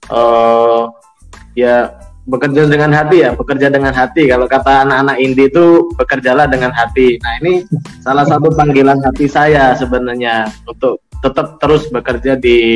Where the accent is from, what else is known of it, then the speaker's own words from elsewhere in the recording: Banyuwangi, East Java, Indonesia; ya uh, saya berasal dari Banyuwangi terus saya di UNED ya